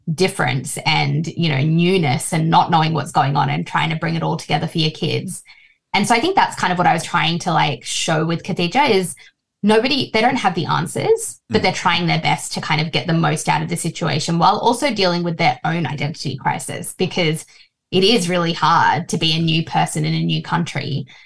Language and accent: English; Australia; also born or lived in Fiji; I've been in Australia since I was three